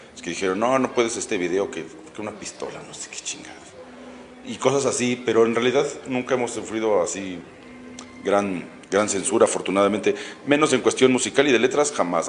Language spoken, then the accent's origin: Spanish; Mexico; todos somos mexicanos